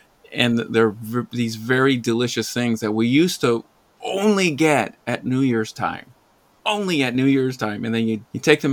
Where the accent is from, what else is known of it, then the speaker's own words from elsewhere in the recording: United States; growing up in the United States